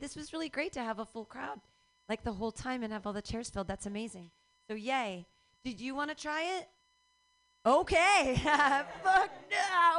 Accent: Philadelphia, Pennsylvania, United States; I'm from Philly. I like the love statue.

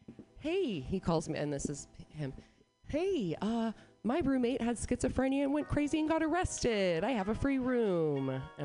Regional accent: Sacramento, California, United States; Sacktown, Bay Area and Backtown. Sacramento.

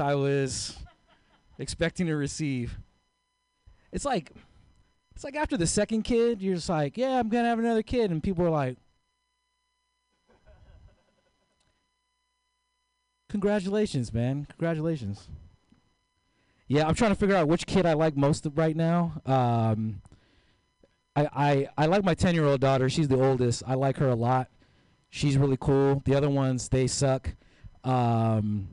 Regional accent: San Francisco, California, United States; moved away as an adult; also born or lived in East Oakland; now in Oakland, United States; I grew up here in the Mission, 21st and Guerrero

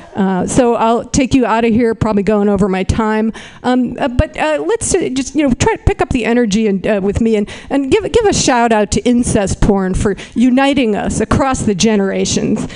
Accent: Berkeley, California, United States; I am from Berkeley

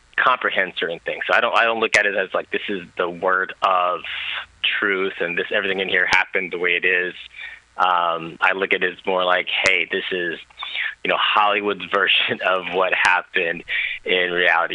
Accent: Thailand; moved away; I was born in Thailand

